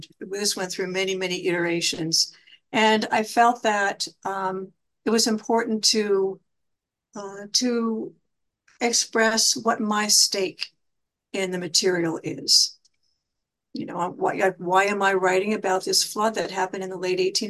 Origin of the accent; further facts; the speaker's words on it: Johnstown, Pennsylvania, United States; I'm from Johnstown, Pennsylvania